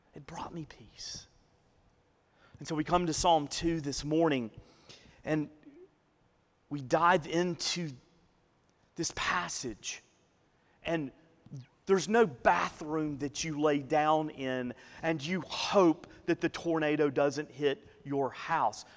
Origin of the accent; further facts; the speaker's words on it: Northeast Alabama, United States; I grew up in Northeast Alabama.